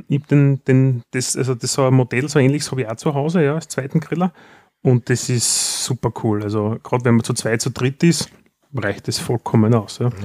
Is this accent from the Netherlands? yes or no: no; Austria; Was macht es für uns als Österreicher natürlich einfacher?